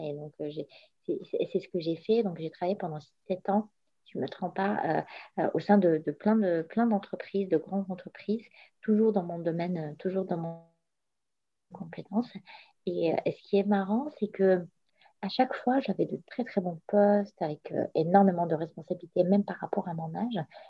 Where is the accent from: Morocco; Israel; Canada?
Morocco; moved away as an adult; now in France; je suis née, j'ai grandi au Maroc pendant 20 ans